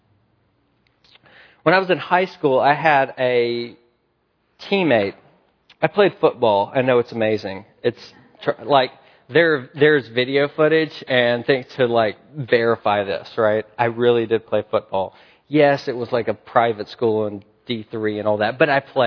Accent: the South, United States; I grew up in the South. We were kind of rednecks

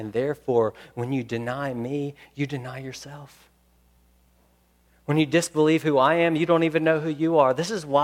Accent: Memphis, Tennessee, United States; I'm from Memphis, Tennessee.

